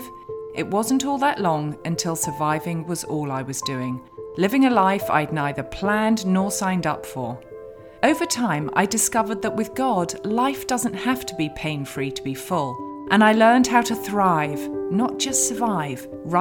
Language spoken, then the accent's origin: English; United Kingdom; now in United States; I'm a Brit. So despite living in the USA